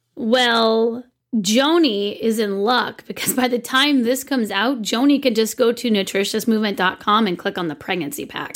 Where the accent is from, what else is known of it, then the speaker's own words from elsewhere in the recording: Santa Cruz County, California, United States; I'm from Santa Cruz County